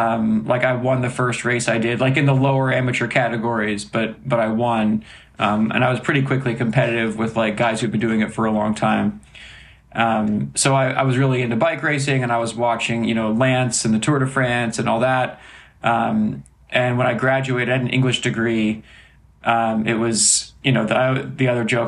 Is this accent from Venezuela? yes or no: no; Atlanta, Georgia, United States; also born or lived in Ohio; Moved when I was very young, so I actually really grew up in Atlanta